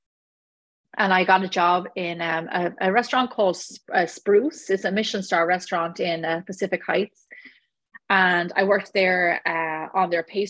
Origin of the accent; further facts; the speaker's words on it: Ireland; moved away as an adult; now in Los Angeles, United States; I grew up in Ireland. I left Ireland when I was 25 years of age. I've been here now for 15 years